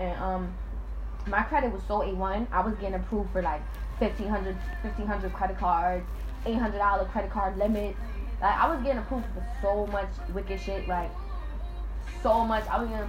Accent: Alabama, United States; my family is black and I'm from Alabama

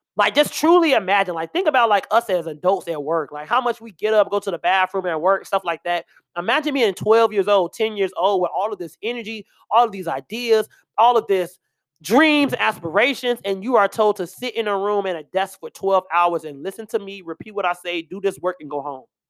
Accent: Chicago, Illinois, United States; I'm from Chicago.

